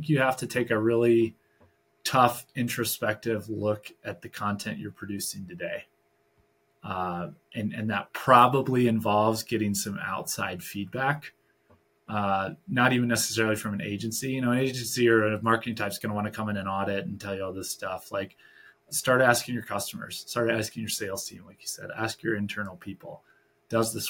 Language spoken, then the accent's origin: English; Michigan, United States; moved away; I'm originally from Michigan.